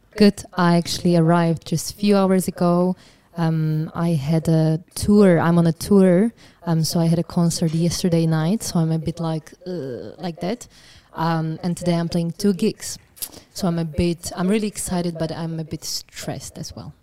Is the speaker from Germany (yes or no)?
no; Trenčín, Trenčín Region, Slovakia; I'm from Trenčín